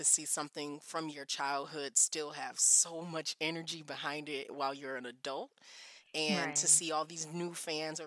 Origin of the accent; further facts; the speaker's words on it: Detroit, Michigan, United States; also born or lived in Minnesota / California / South Korea; now in Texas, United States; I was certainly a sixth grader growing up in Detroit, Michigan